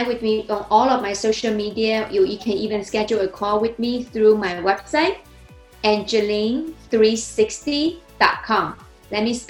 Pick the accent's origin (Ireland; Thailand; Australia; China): China; English is a second language; moved away as an adult; also born or lived in New Jersey, United States; now in United States; I was born and raised in China. I came to the United States 2009